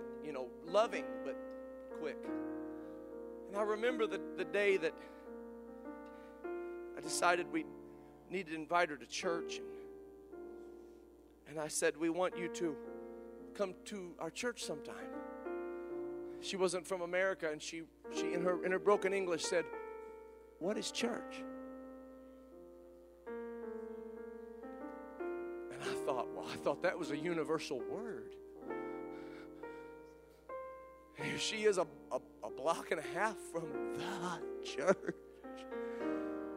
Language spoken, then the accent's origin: English; Kokomo, Indiana, United States; at my hometown in Kokomo, Indiana